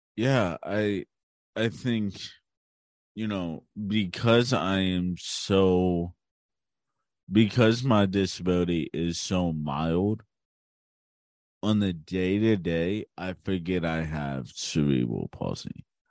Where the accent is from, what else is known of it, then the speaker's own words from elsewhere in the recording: Hagerstown, Maryland, United States; also born or lived in Baltimore, Maryland; I was born in Baltimore, Maryland, and I grew up in Hagerstown.